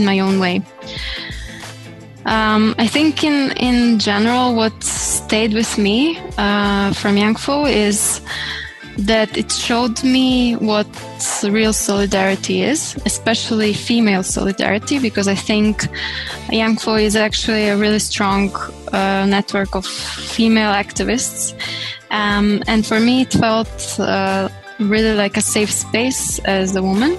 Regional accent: Croatia; I come from Croatia, based in Zagreb

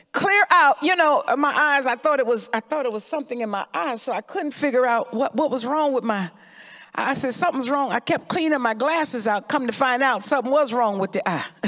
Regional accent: Florida, United States; I remember growing up in Florida

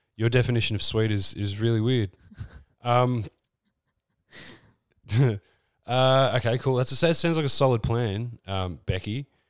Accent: Australia; accent: Australian; I'm leaning into my Australian accent

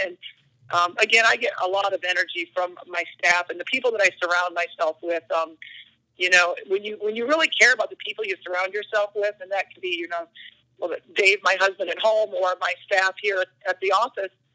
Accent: Iowa, United States; I grew up in Iowa

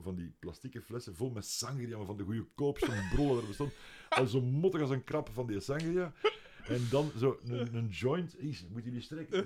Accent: Leuven, Flanders, Belgium; ik ben van Leuven en in Leuven hadden wij ene muziekwinkel

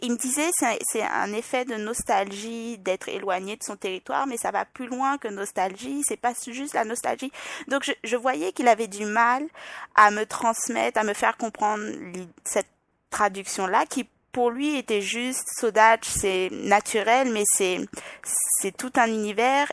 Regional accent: Guadeloupe; accent: French, Parisian, Île-de-France; moved away as an adult; also born or lived in France / Île-de-France; now in Quebec, Canada; Je suis née en France, j'ai passé quelques années en France, puis euh, suite au divorce de mes parents, ma mère est repartie en Guadeloupe, je devais avoir 7-8 ans, mais je rentrais en France à peu près deux fois par an pour voir mon père, donc j'ai toujours grandi entre la Guadeloupe et la France

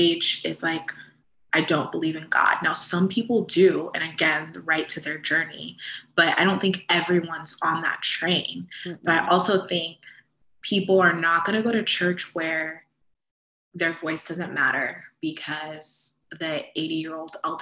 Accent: Central Florida, United States; also born or lived in Fort Lauderdale, Florida; almost everyone that I grew up with in Central Florida

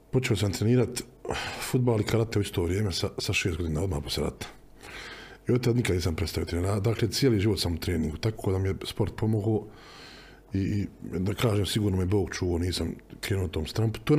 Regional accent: Sarajevo, Federation of Bosnia and Herzegovina, Bosnia & Herzegovina; also born or lived in Sweden; Ja sam rastao na Dobrin

